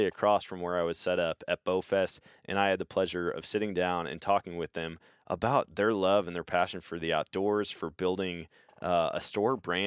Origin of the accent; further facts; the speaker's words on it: Eau Claire, Wisconsin, United States; moved away as an adult; also born or lived in Missouri; That's where I grew up. I grew up in Eau Claire.